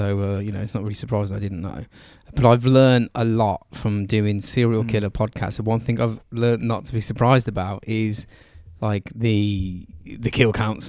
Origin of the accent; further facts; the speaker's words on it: England, United Kingdom; We're English